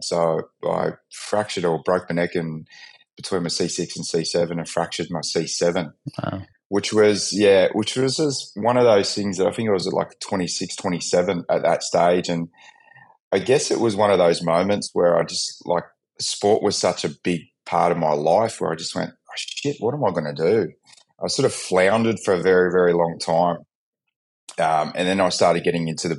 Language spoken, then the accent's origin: English; New Zealand; moved away; also born or lived in Gold Coast, Australia; from a very young age, growing up in New Zealand